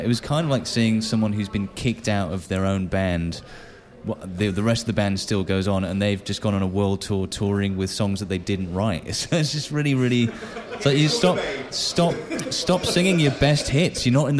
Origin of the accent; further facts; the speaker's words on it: England, United Kingdom; I'm a proud Brit. I'm very in touch with my own culture.